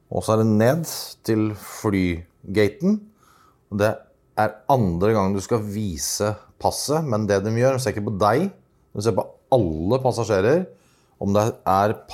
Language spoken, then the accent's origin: Norwegian; Norway; papirløs, men jeg er nordmann.